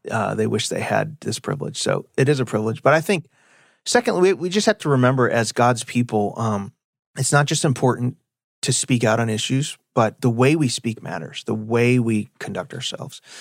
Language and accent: English; Illinois, United States; moved away as an adult; now in Texas, United States; I'm from Illinois. I like my state too